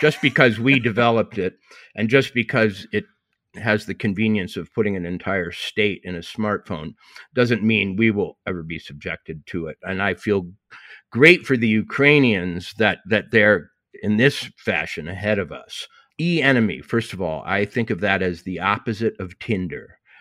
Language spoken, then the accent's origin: English; Montana, United States; I said I was from Montana